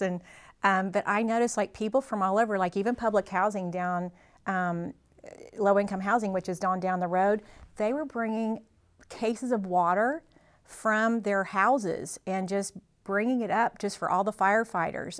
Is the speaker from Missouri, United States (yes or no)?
yes; Mountain Grove, Missouri, United States; moved away as an adult; I grew up in Mountain Grove and graduated from here